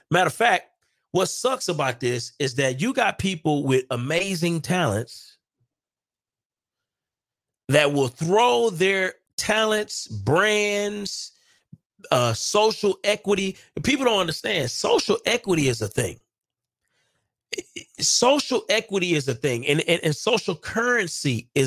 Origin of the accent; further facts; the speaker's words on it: Milwaukee, Wisconsin, United States; now in Dallas, United States; We are just from Milwaukee and here in Dallas.